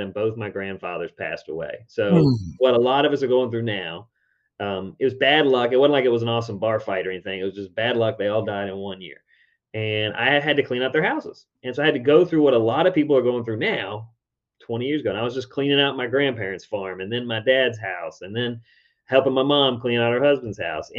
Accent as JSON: {"language": "English", "town": "Richmond", "region": "Virginia", "country": "United States", "tie": "born or raised there", "said": "my hometown, Richmond, Virginia."}